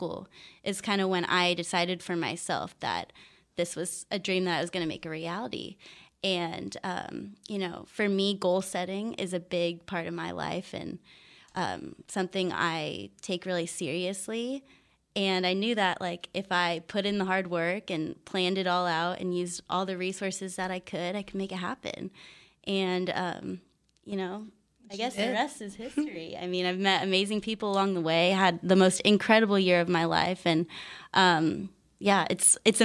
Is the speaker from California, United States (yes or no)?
yes; Poway, California, United States; I'm from San Diego